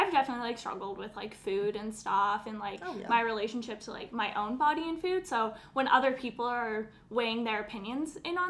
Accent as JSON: {"language": "English", "region": "Alberta", "country": "Canada", "said": "I'm from Alberta, so I have a lot of, like, redneck family"}